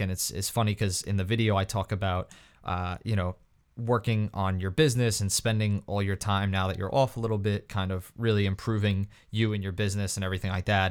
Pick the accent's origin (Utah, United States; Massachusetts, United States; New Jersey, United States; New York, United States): New York, United States; I was from New York